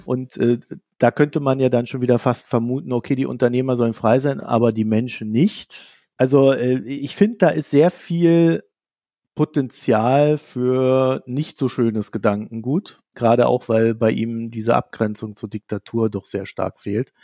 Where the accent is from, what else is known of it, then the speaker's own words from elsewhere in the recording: East Germany, Germany; ich komme ja aus dem Arbeiter- und Bauernstaat, äh, sprich der DDR